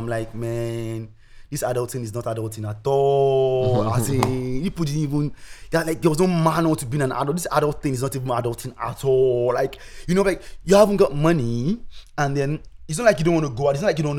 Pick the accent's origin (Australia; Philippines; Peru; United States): Australia; Tasmania; I come from Tasmania.